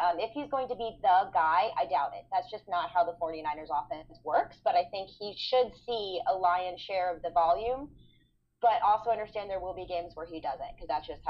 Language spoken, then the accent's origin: English; St. Louis, Missouri, United States; even though I'm from St. Louis